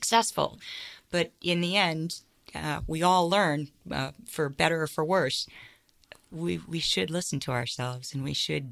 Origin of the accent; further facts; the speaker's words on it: St. Petersburg, Florida, United States; moved away as an adult; also born or lived in Boston / Los Angeles; now in Northern California, United States; I'm born and raised in St. Petersburg, Florida